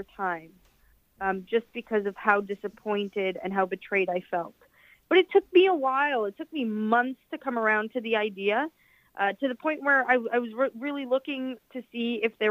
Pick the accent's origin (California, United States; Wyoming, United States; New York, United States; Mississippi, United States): New York, United States; New York City; also born or lived in Elmhurst, Queens / Corona, Queens / East Elmhurst, Queens / Jackson Heights, Queens; I am born and raised in the district. I was born in Elmhurst. I grew up in Astoria.